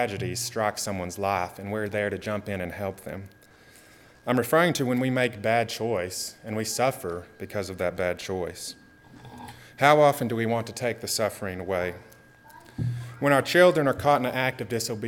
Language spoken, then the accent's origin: English; Texas, United States; as a Texan or an American